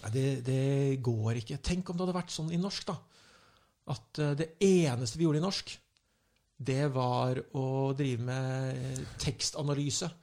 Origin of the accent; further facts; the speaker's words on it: Lillehammer, Innlandet, Norway; jeg kommer fra Lillehammer